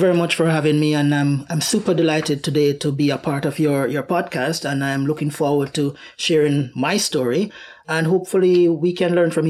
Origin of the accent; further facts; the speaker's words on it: Jamaica; Well, so where do I start? The beauty of my upbringing, where my journey started, is that we had the opportunity to aspire to greatness. We have a rich culture of achievement. We have international reggae ambassadors.